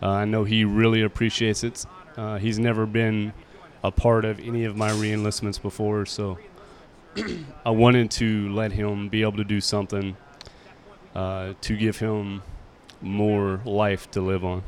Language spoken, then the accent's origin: English; Bowling Green, Kentucky, United States; moved away as an adult; I'm originally from Bowling Green, Kentucky.